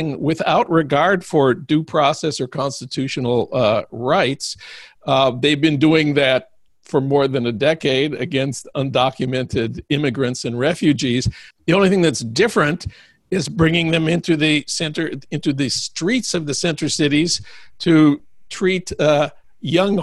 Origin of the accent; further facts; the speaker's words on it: Minneapolis, Minnesota, United States; my hometown of Minneapolis.